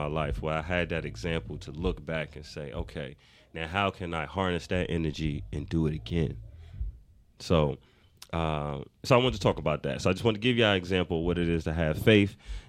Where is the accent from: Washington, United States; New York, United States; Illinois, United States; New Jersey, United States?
New York, United States; moved away as an adult; now in Atlanta, United States; I'm from Harlem.